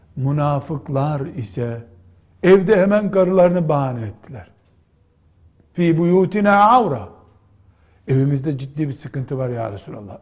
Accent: Black Sea Region, Turkey; Bizim Karadeniz'de

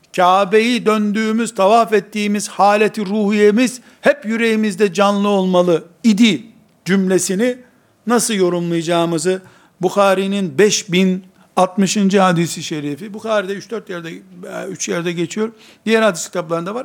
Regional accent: Turkey; Biz Türkiye'liyiz.

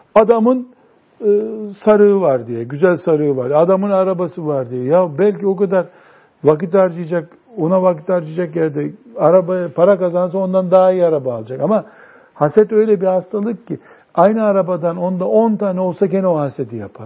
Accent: our Black Sea region, Turkey; bizim Karadeniz'de

